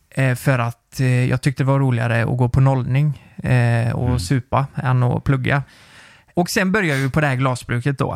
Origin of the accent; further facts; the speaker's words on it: Nittorp, Västra Götaland, Sweden; jag var ju från Nittorp